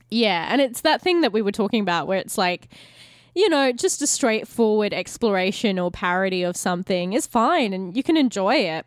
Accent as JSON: {"language": "English", "country": "Australia", "said": "as an Australian because like most Australians, we have like a majority middle class"}